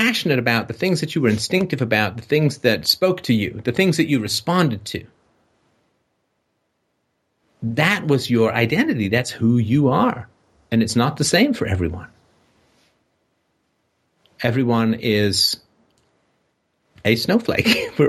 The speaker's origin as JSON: {"language": "English", "country": "Ireland", "said": "You son of a bitch, don't you know I'm Irish?"}